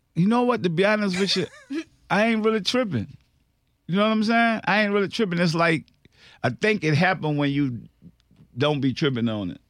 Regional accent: New Orleans, Louisiana, United States; I'm from New Orleans

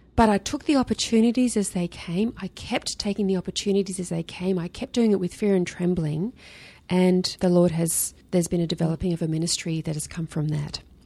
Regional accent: Sydney, New South Wales, Australia; I grew up in Sydney

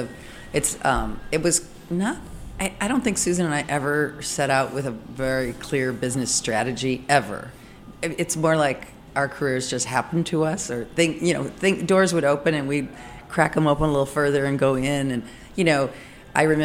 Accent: Michigan, United States; accent: Midwestern; moved away; also born or lived in Chicago / Paris / Los Angeles; I grew up in Michigan, but Chicago is where I went to chef school and got most of my training.

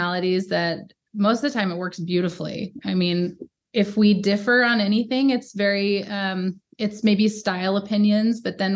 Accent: Idaho, United States; also born or lived in Texas; now in Montana, United States; I moved from Texas to Idaho with my family

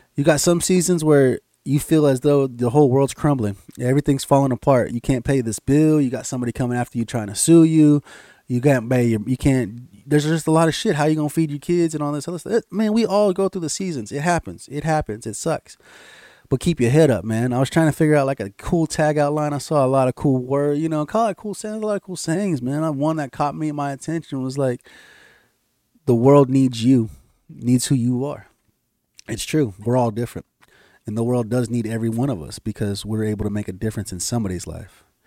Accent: United States; I'm an American citizen

